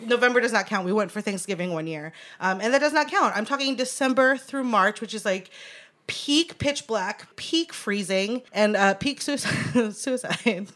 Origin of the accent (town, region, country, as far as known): Anchorage, Alaska, United States; born or raised there; now in Los Angeles, United States